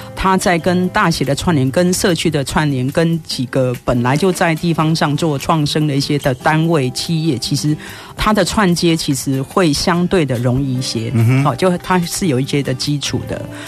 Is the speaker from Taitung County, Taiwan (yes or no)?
no; Yilan County, Taiwan; also born or lived in Taipei; now in Yunlin, Taiwan; 我是宜兰人。 对，对。就是，呃，大学毕业之后就一直待在台北